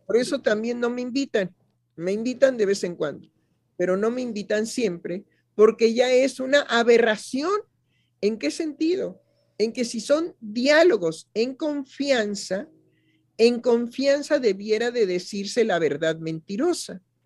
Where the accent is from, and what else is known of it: Mexico